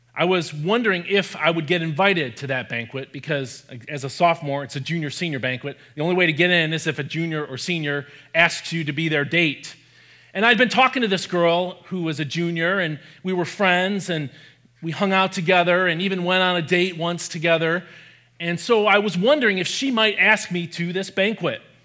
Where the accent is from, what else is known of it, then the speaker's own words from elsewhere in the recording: Michigan, United States; I grew up in Michigan, where I also live now